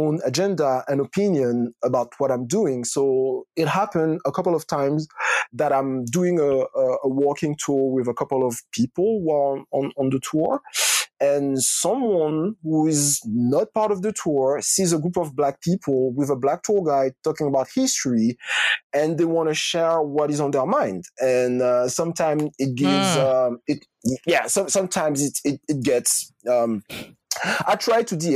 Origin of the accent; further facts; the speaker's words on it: Martinique; also born or lived in Rennes, France / Bordeaux, France; now in Paris, France; I grew up in Martinique